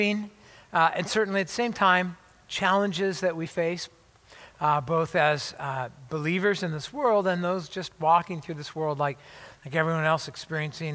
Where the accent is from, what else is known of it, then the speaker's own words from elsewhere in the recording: La Habra, California, United States; moved away as an adult; I was actually born and raised in Southern California, Orange County, LA area